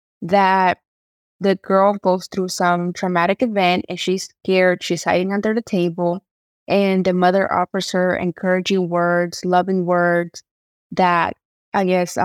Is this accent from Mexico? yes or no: yes; Oaxaca, Mexico; I'm Mixteca from Oaxaca. So I'm writing a book in English, Spanish, and Mixteco.